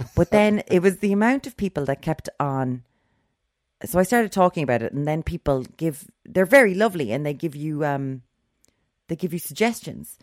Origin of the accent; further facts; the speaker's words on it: Limerick, Munster, Ireland; we're from Limerick, we're the Wild West